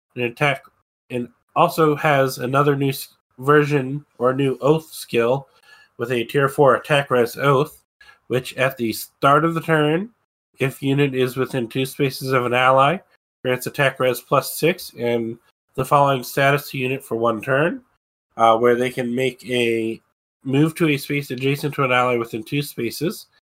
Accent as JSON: {"language": "English", "region": "Maryland", "country": "United States", "tie": "born or raised there", "said": "I grew up in Maryland"}